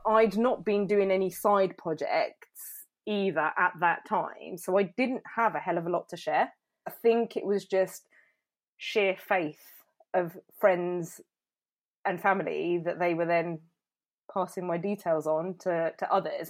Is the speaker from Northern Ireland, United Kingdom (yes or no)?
no; Milton Keynes, South East England, United Kingdom; moved away as an adult; I grew up in Milton Keynes, when I moved back, I didn't really know anybody